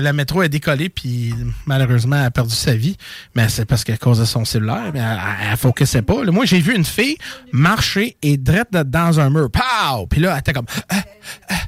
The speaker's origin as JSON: {"language": "French", "town": "Montreal", "region": "Quebec", "country": "Canada", "said": "je viens de Montréal"}